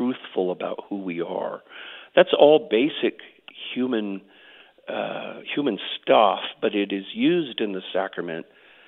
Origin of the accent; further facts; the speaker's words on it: Oklahoma, United States; also born or lived in Air Force bases; I grew up on Air Force bases, but both of my parents were Oklahomans. We moved back to Oklahoma when my dad retired from the Air Force, and I went to college here in Oklahoma, so I consider myself an Oklahoman, yeah.